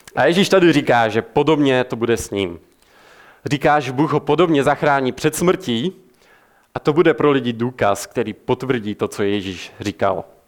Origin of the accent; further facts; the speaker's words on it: Czechia; jako Češi jsme známi tím, že jsme národ ateistů